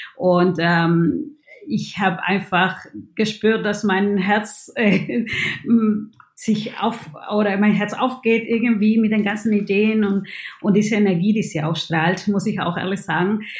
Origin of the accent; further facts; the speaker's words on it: Peru; German is a second language; now in Germany; ich bin Peruanerin